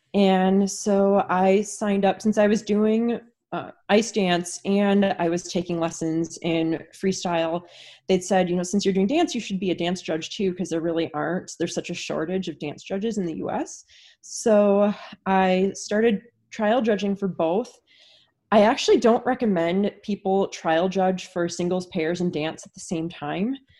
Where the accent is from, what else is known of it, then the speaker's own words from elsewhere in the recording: Wisconsin, United States; moved away; where I grew up in Wisconsin, there was no rink within an hour and a half of where I lived